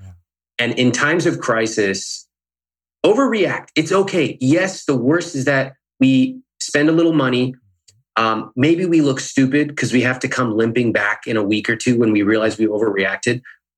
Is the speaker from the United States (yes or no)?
yes; Sacramento, California, United States; born or raised there; now in Los Angeles, United States